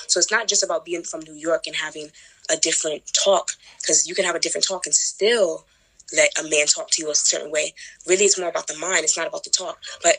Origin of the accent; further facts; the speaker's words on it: Jamaica; Sometimes people don't notice that I'm Jamaican. They say either you're Haitian or half Dominican.